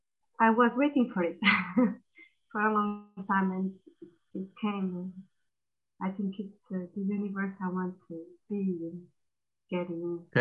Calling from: Portugal

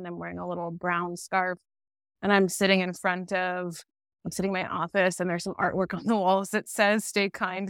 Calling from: Baltimore, Maryland, United States; And I'm calling from Piscataway land in Baltimore, Maryland

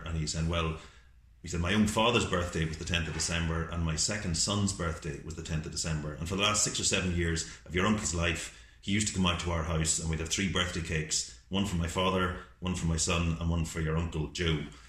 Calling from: Ireland; we're ringing from Ireland.

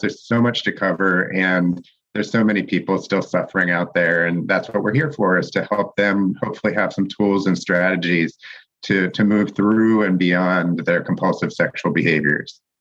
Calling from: Santa Monica, California, United States; I am calling in from Los Angeles this morning, actually, Santa Monica

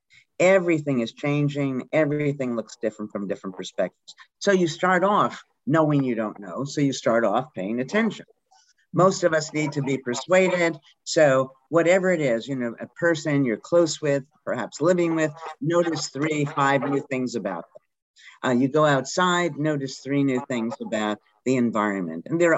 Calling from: Dartmouth, Massachusetts, United States; I'm in Dartmouth, Mass.

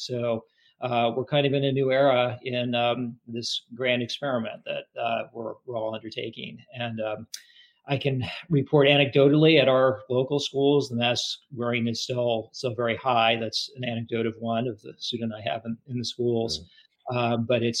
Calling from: Charlottesville, Virginia, United States; I'm calling from Charlottesville, Virginia. And just to make for your listeners don't necessarily know the geography, we're about 90 miles southwest of Washington, D.C., about 60 miles west of Richmond.

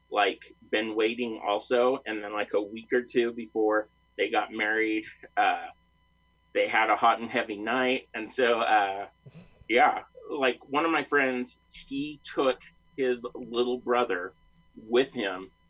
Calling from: Layton, Utah, United States; Um, Layton, Utah. It's about uh, 20, 30 miles north of Salt Lake.

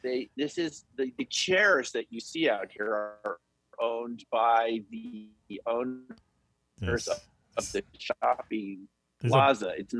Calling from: Boulder, Colorado, United States; I'm coming tonight from Boulder, Colorado.

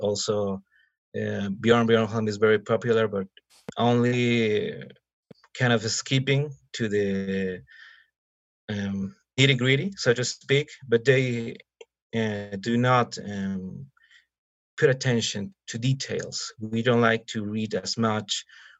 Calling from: Mexico City, Mexico; I am located in Mexico City.

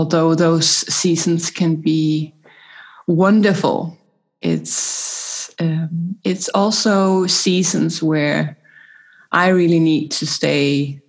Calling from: Copenhagen, Capital Region, Denmark; I'm joining you from Copenhagen, Denmark, so Northern Hemisphere.

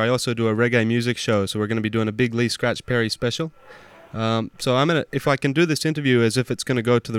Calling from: Melbourne, Victoria, Australia; I'm calling from Melbourne, Australia.

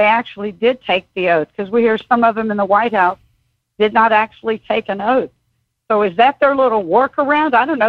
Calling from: Texas, United States; Hey, y'all. … I'm calling from Texas.

